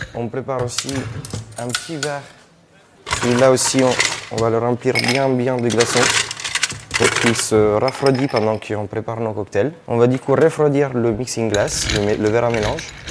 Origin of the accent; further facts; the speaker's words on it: Italy; French is a second language; moved away as an adult; also born or lived in Australia; Après avoir fait une, une école euh, en Italie, du coup mon pays d'origine